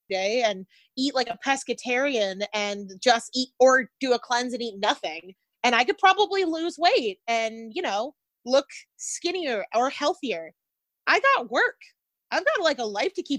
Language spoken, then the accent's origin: English; Israel; But I am from Israel. I am from a desert.